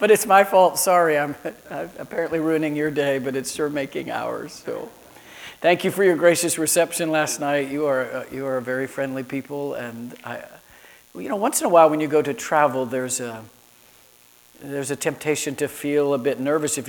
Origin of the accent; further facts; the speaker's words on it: Florida, United States; also born or lived in Chicago; growing up in Florida